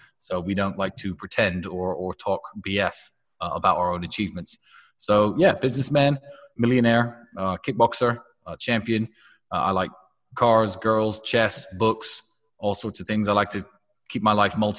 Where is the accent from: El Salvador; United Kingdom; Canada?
United Kingdom; England; also born or lived in Goshen, Indiana, United States; my father was an American. My mother was English. I left the United States when I was 7. So I feel very foreign when I go there. I don't sound like an American. But I am an American in a way.